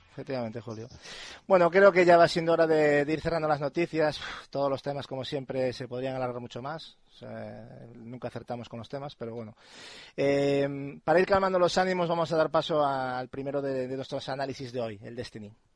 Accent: Spain; aquí en España, yo como, como español que soy

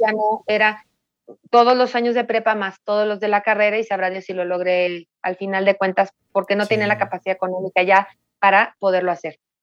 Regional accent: Mexico City, Mexico; yo nací aquí en la Ciudad de México

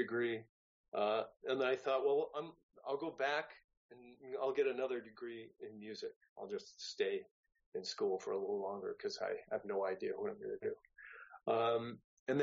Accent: San Francisco Bay Area, California, United States; moved away as an adult; also born or lived in Santa Barbara; I'm originally from the San Francisco Bay Area

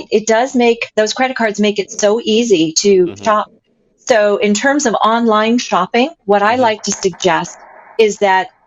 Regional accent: East Coast, United States; I came from the East Coast, so black was a big part of my wardrobe.

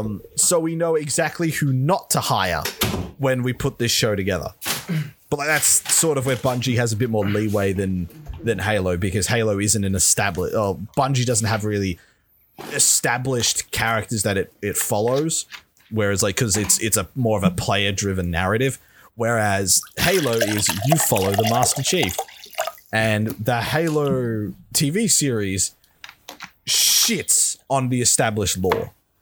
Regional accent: Australia; Yeah, this but we're Australian.

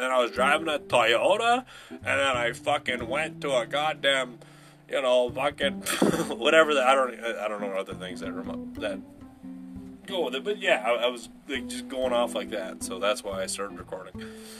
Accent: Wisconsin, United States; Yeah, I'm from Wisconsin.

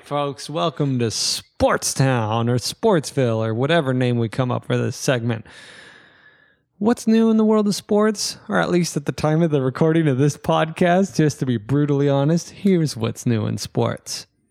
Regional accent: United States; I'm American.

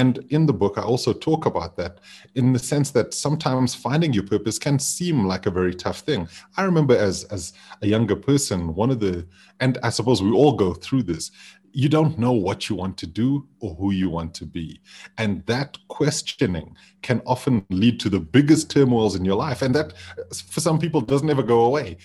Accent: Zimbabwe; now in Johannesburg, South Africa; being back home in Zimbabwe

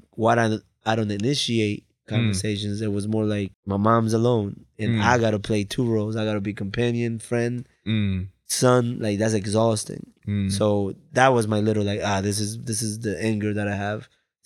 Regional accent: Bridgeport, Connecticut, United States; It's like, I'm here. I'm from Bridgeport.

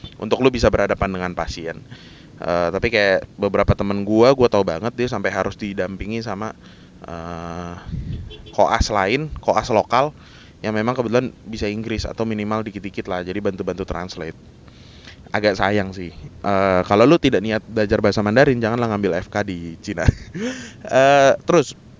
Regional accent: Jakarta, Indonesia; dari T K, S D, S M P, S M A, kuliah, eh, sampai kerjaan awal-awal gue, itu kan gue tinggal dan kerja itu di daerah Jakarta Barat

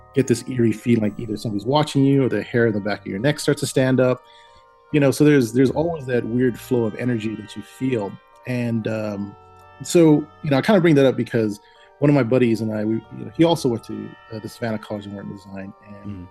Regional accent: Hawaii, United States; moved away; I'm originally from Hawaii, and you know, in Hawaii we have a lot of supernatural stories

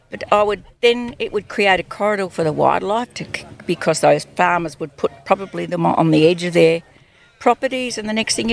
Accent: Kangaroo Flat, Victoria, Australia; I'm from Kangaroo Flat.

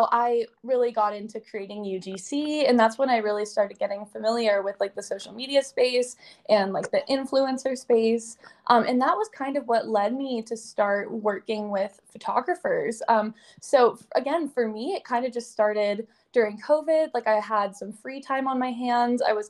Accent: Atlanta, Georgia, United States; also born or lived in Boston; until I moved back to Atlanta, which is my hometown

